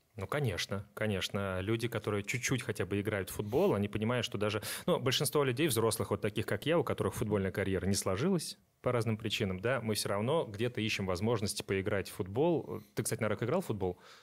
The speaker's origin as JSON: {"language": "Russian", "region": "Astrakhan Oblast", "country": "Russia", "tie": "born or raised there", "moved": "yes", "said": "я из Астраханской области, то есть небольшое такое село"}